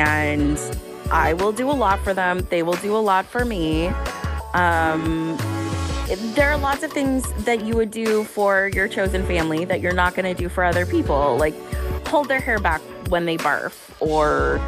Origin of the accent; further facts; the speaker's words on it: Pasadena, California, United States; also born or lived in Mid-City, Los Angeles; now in Los Angeles, United States; I grew up in Pasadena